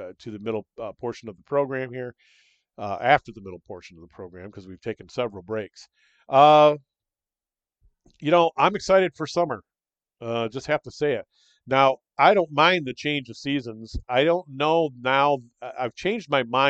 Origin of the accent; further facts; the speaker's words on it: Michigan, United States; also born or lived in Florida; But I still love my home state. I'm still a Michigander. I always will be.